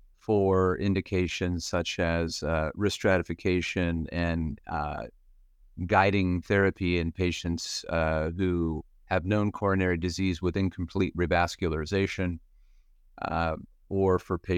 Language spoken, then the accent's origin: English; Pennsylvania, United States; now in Cleveland, United States; I grew up in Western Pennsylvania, went to medical school in Philadelphia, and did all of my medicine cardiology training here in Cleveland, where I've been since 1997.